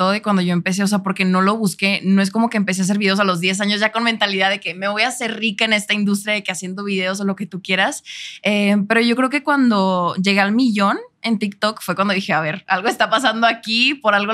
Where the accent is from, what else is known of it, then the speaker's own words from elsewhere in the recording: Monterrey, Nuevo León, Mexico; also born or lived in Chicago, United States; Sí, yo siendo de Monterrey, fíjate que me ven más de acá.